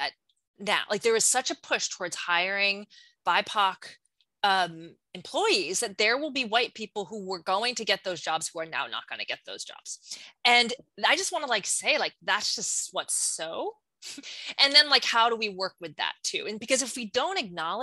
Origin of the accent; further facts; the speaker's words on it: New York, United States; I'm from New York